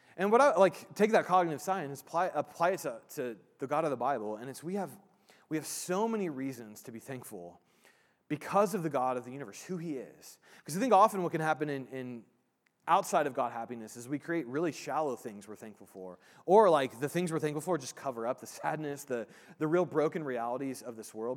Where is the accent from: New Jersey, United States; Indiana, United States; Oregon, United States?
Indiana, United States; I grew up in Indiana